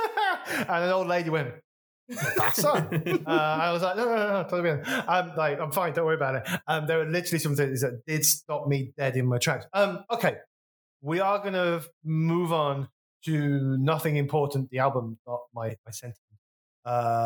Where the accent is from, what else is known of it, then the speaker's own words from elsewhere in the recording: West Bromwich, West Midlands, United Kingdom; my hometown, so this is a very local reference, West Bromwich